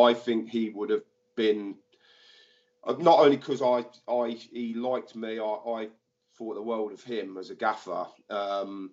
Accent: Northampton, East Midlands, United Kingdom; I grew up in Kingsthorpe. I went to Kingsthorpe Upper School.

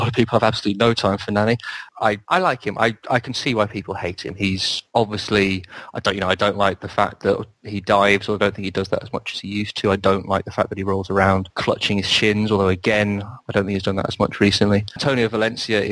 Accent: Welsh, Wales, United Kingdom; I'm also Welsh

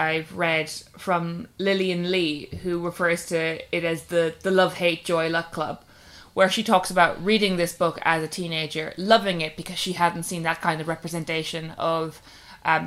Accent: Ireland

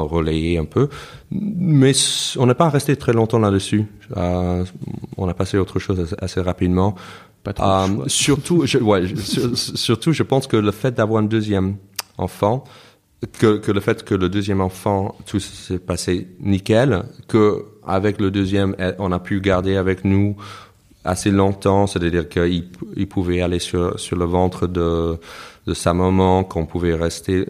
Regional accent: United States; first language English; French is a second language; moved away as an adult; also born or lived in New York / Toulouse; now in Paris, France; je me considère américain parce que je suis né, j'ai grandi là-bas

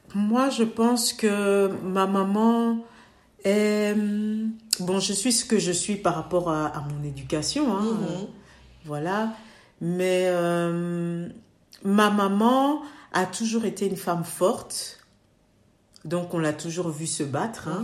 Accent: Belgium; mes parents euh, sont venus dans les années septembre, donc on est trois générations ici

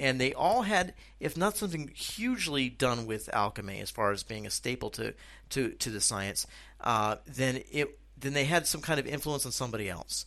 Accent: United States; moved away as an adult; now in Czech Republic; what I'm doing here in the Czech Republic and the experiences that I'm having as an American expat.

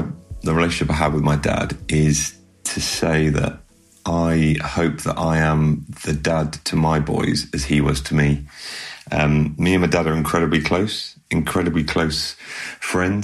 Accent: Bristol, South West England, United Kingdom; moved away; I moved up to where I am from my hometown of Bristol

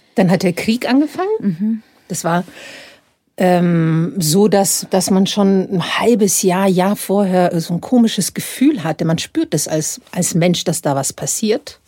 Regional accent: Dubrovnik, Dubrovnik-Neretva County, Croatia; moved away as an adult; now in Munich, Germany; in Dubrovnik, wo ich aufgewachsen bin

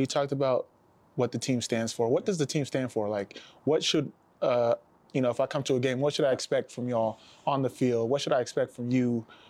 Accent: Nigeria; You know, I'm Nigerian

